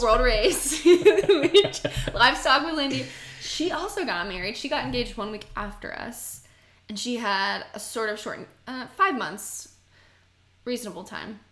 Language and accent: English; Marietta, Georgia, United States; I'm from Marietta, East Cobb